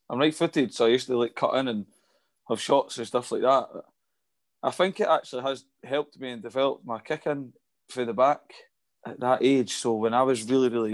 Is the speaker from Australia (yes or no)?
no; Livingston, Scotland, United Kingdom; I was brought up in Livingston